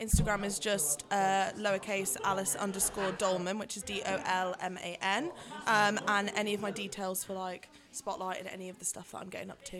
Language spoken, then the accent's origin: English; Nottingham, East Midlands, United Kingdom; moved away; I'm from Nottingham originally.